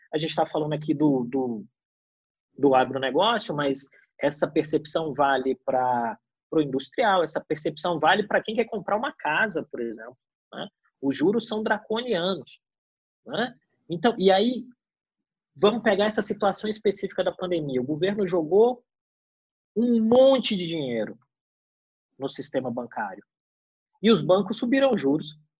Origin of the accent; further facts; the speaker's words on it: Brazil; Eu como brasileiro